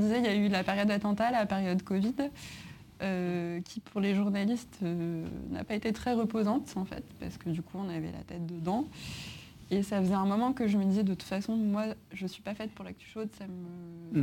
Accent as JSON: {"language": "French", "town": "Grenoble", "region": "Auvergne-Rhône-Alpes", "country": "France", "also_born_or_lived": "Paris", "moved": "as an adult", "said": "je viens de Grenoble de base, donc je suis mmh. arrivée à Paris"}